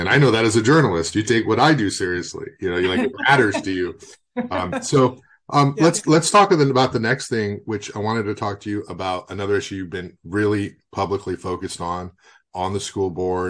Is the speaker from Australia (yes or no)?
no; Goleta, California, United States; I grew up in Goleta too, and I live in Goleta.